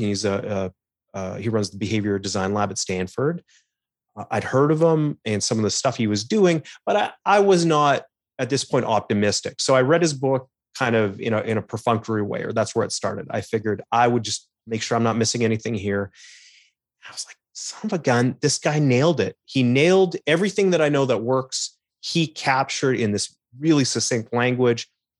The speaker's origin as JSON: {"language": "English", "town": "Calgary", "region": "Alberta", "country": "Canada", "lives_now": "Toronto, Canada", "said": "I moved back to Toronto. I'm originally from Calgary out west"}